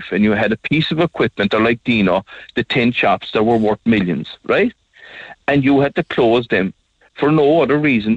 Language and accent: English; Skibbereen, Munster, Ireland; I come from Skibbereen, and all my life I'm working with my hands